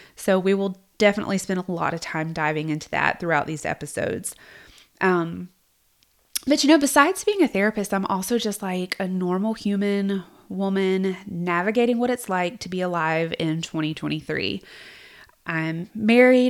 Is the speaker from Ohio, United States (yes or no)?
no; South Georgia, United States; I grew up in South Georgia, in case you can't tell